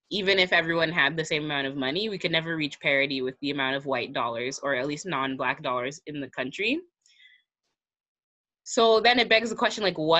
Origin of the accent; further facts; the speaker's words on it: United States; I'm American